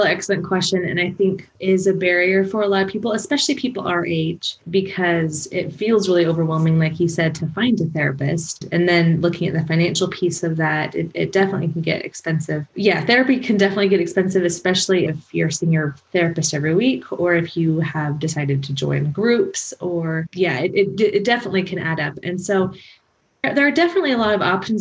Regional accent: Portland, United States; moved away as an adult; also born or lived in Utah; I grew up in Portland, came up to school at BYU

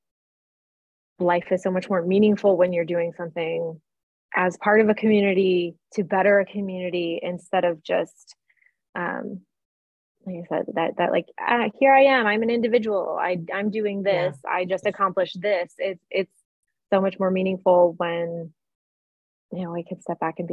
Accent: Cleveland, Ohio, United States; my hometown of Cleveland, Ohio

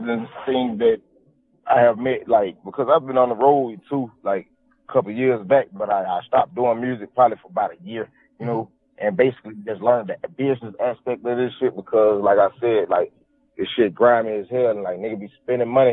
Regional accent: Newnan, Georgia, United States; I'm from Noonan, Georgia

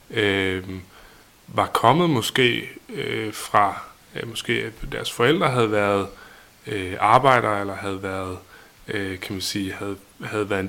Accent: Vibrød, Denmark; jeg kommer fra Vibrød Mark, eller i virkeligheden, det ligger lidt uden for Vibrød, og der... Øh

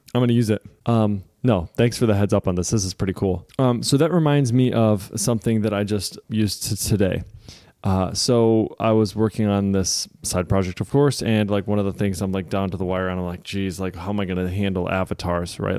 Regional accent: Michigan, United States; I'm from Michigan

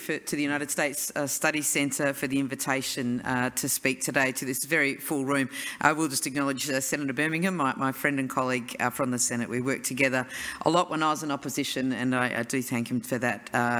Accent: Rockingham, Western Australia, Australia; my hometown of Rockingham

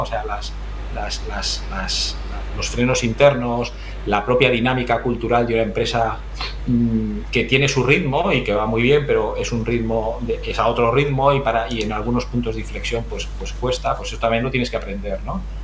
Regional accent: Region of Murcia, Spain; Yo soy un, un murciano de adopción que empezó hace ya 51 años eh, crecí, crecí y me, formé, me desarrollé allí

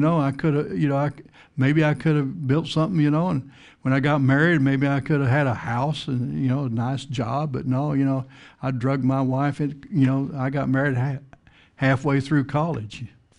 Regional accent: Texas, United States; I grew up out in West Texas, plains of the Texas Panhandle

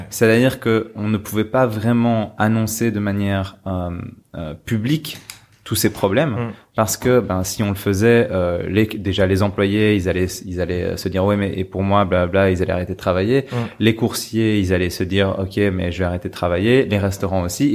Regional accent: Belgium; En tant que Belge

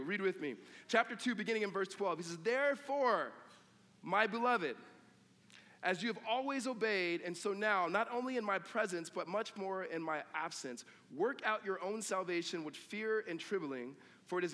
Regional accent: California, United States; I grew up in California, but my family roots are in the South

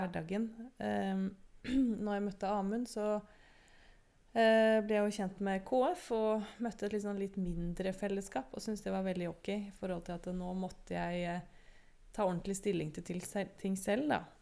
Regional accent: Oslo, Norway; also born or lived in United States; jeg vokste opp i Oslo

